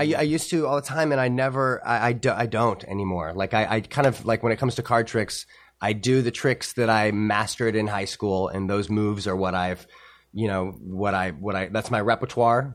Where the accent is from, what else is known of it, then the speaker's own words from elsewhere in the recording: St. Louis, Missouri, United States; moved away as an adult; also born or lived in Boston; growing up in Saint Louis, you know, thirteen, fourteen years old